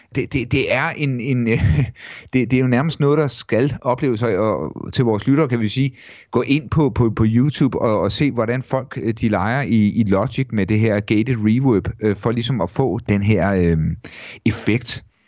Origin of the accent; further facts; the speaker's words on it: Mogenstrup, Zealand, Denmark; drengeværelset hjemme i Mogenstrup, øh, sådan starten midt halvfemserne